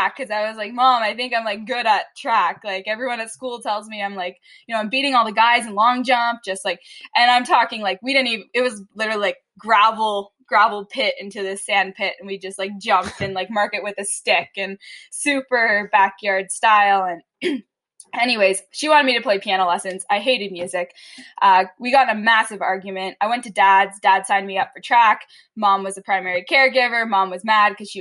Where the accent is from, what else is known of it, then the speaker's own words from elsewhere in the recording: Batawa, Ontario, Canada; now in Calgary, Canada; I grew up in Battawa